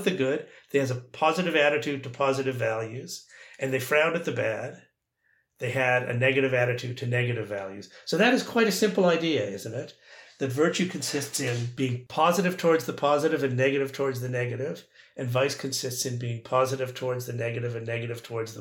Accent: Toronto, Ontario, Canada; moved away as an adult; also born or lived in Calgary / Oxford; I was from Toronto

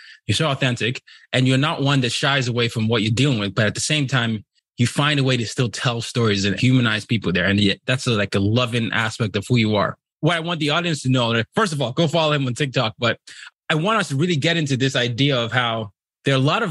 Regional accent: Nigeria; I'm from Nigeria

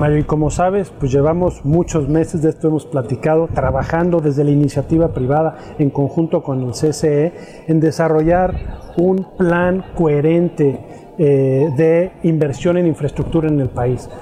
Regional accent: Mexico; como mexicanos

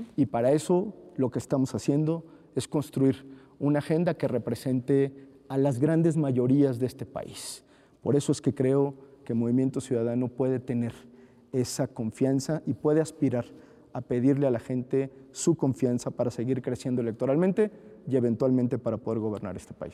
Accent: Jalisco, Mexico; Yo soy jalisciense, he hecho gran parte de mi vida eh, política en Jalisco

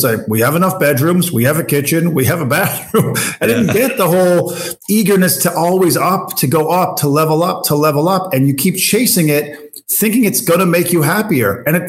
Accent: Newfoundland and Labrador, Canada; moved away; also born or lived in Western Canada; I'm from Newfoundland originally. And when I moved out west

